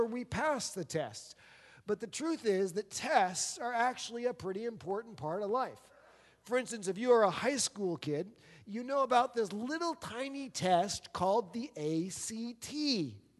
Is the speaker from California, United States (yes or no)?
no; New Jersey, United States; moved away as an adult; also born or lived in Pennsylvania; I grew up in New Jersey